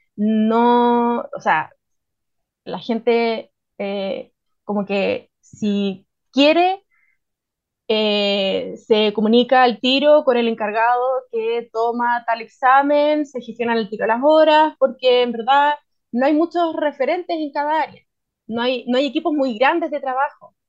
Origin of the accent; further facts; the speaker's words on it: Santiago, Santiago Metropolitan Region, Chile; moved away as an adult; now in Ancud, Chile; a mí me cachan al tiro que vengo de Santiago